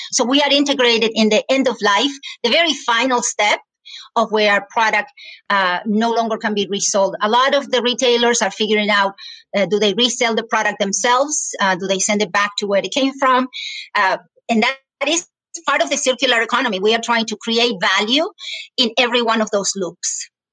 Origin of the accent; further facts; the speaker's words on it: Argentina; English is a second language; moved away as an adult; now in United States; I was born and raised in Argentina. I came to the United States